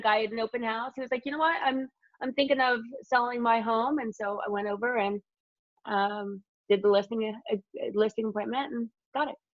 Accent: Indiana, United States; moved away as an adult; now in Los Angeles, United States; I'm from Indiana

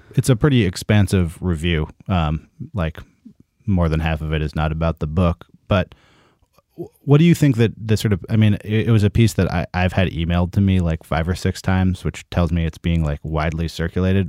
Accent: Berkeley, California, United States; in Northern California, where I am also from. I'm from Berkeley.

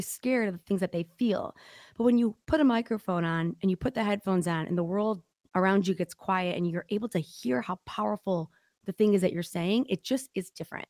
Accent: Detroit, Michigan, United States; accent: Midwest; I'm from Detroit

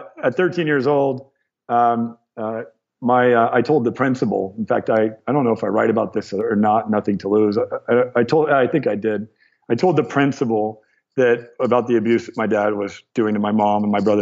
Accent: Torrance, California, United States; I was born in Torrance.

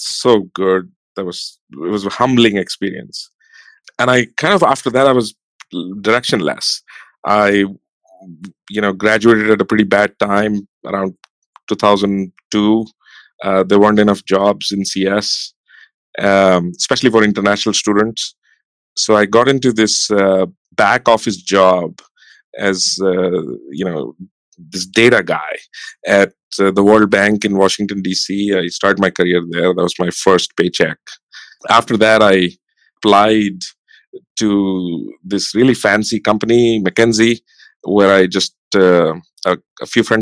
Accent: Rajasthan, India; moved away as an adult; now in San Francisco, United States; I born and brought up in India, and sort of very small town in the state of Rajasthan

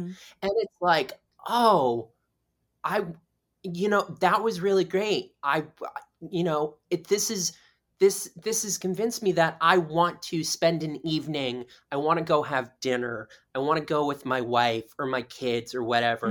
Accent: South Florida, United States; now in New York City, United States; I grew up in South Florida

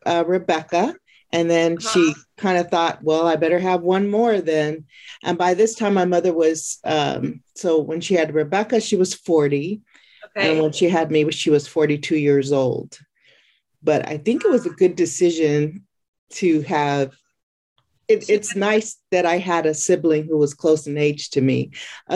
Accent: California, United States; I am from California, born and raised

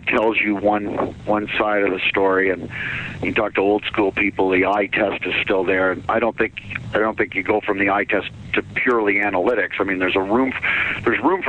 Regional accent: Ottawa, Ontario, Canada; now in San Jose, United States; I'm from Ottawa

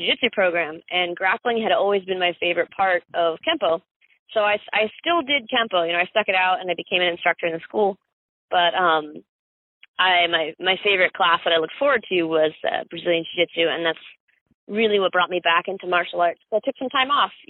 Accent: Summerfield, North Carolina, United States; also born or lived in Miami, Florida / Greensboro, North Carolina; I was born in South Dade County, Miami. Uh, grew up in Summerfield, North Carolina.

